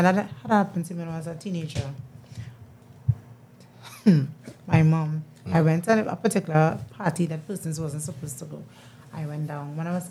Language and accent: English; Tunapuna, Tunapuna-Piarco, Trinidad & Tobago; I'm originally from Tunapuna.